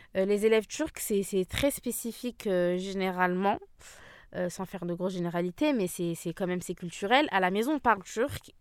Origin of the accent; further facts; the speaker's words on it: Île-de-France, France; j'ai grandi en France